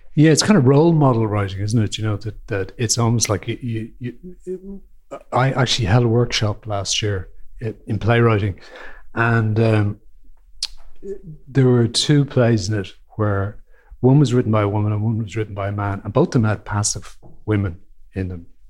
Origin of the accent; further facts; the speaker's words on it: Ireland; as an Irish person